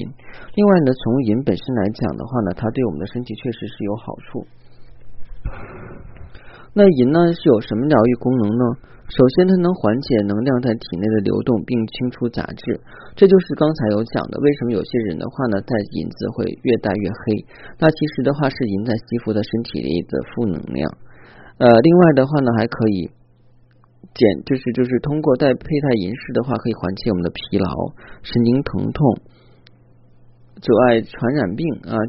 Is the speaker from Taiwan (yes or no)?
no; China; 包括我们中国人的话